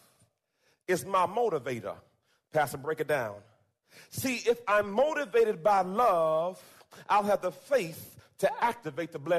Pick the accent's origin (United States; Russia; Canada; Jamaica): Jamaica; moved away; I was born in Jamaica. And came to this country.